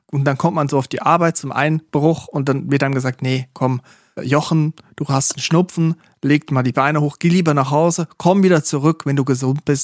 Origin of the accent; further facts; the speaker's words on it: Switzerland; da in der Region, wo ich herkomme, an der A1 in der Schweiz, wo jedes Dorf auch gleich ist